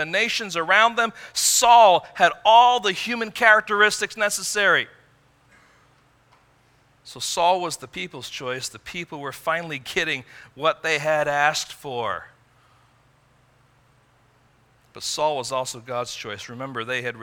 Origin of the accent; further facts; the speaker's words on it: United States; As an American citizen